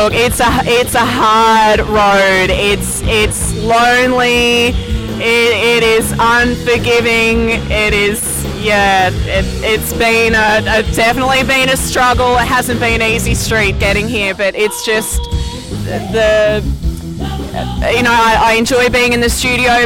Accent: Sydney, New South Wales, Australia; moved away as an adult; also born or lived in Wollongong, Australia; now in Florida, United States; I'm from close to Sydney. Yeah. So I grew up in Sydney

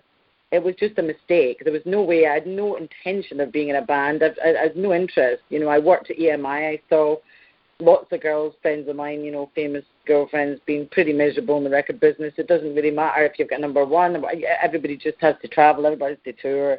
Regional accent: Scotland, United Kingdom; I'm very Scottish

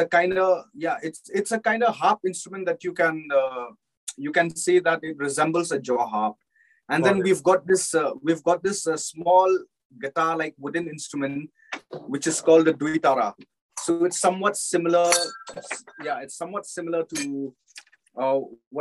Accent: Shillong, Meghalaya, India; we all belong from Meghalaya, from Shillong

